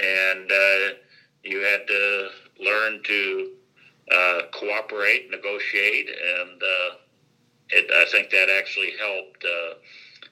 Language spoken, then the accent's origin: English; Minneapolis, Minnesota, United States; also born or lived in Wisconsin / Clinton, Iowa / Freeport, Illinois / Davenport, Iowa; now in Vincennes, United States; I was born in Minneapolis, Minnesota